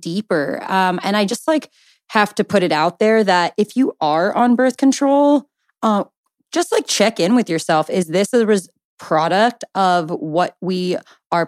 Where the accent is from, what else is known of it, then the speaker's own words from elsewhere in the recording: Southern California, United States; born and raised in Southern California